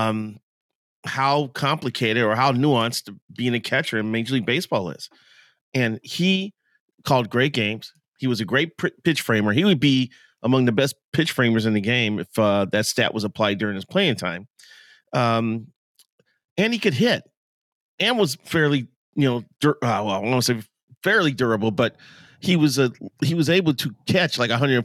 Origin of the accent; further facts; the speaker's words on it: Chicago, Illinois, United States; now in Minnesota, United States; I grew up in Chicago.